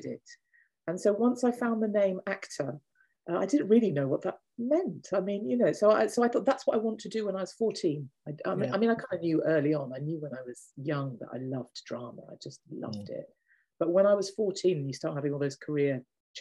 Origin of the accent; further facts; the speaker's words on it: Birmingham, West Midlands, United Kingdom; moved away as an adult; also born or lived in Hull; now in London, United Kingdom; I grew up in Birmingham, yes, from 6 months to, I left when I was 18 to come to London